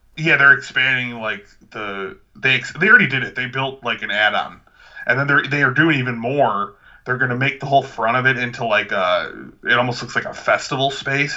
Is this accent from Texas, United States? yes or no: no; Lansing, Illinois, United States; my hometown of Lansing, Illinois